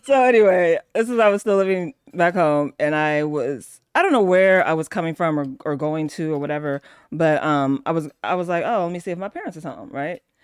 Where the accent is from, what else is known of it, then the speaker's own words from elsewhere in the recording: Oakland, California, United States; I grew up in Oakland